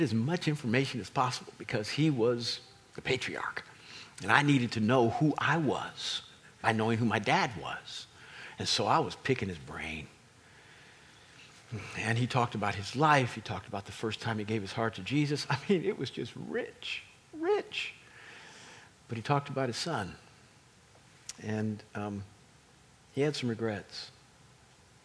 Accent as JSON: {"language": "English", "town": "Kansas City", "country": "United States", "said": "We're from Kansas City"}